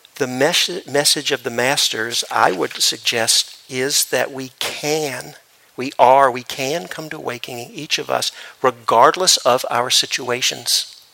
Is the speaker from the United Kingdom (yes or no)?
no; Memphis, Tennessee, United States; I grew up in Memphis, Tennessee